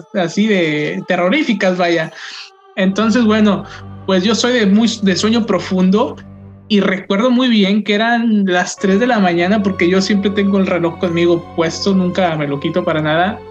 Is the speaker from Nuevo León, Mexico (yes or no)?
yes; Linares, Nuevo León, Mexico; mi pueblo, mi bello Linares